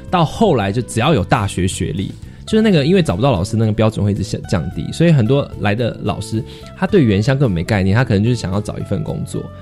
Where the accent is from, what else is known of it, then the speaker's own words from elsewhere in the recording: Taiwan; 身为一个台湾人